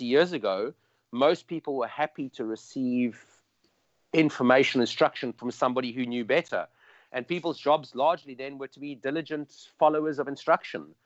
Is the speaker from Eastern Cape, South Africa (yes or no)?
no; Cape Town, Western Cape, South Africa; I'm from South Africa and Cape Town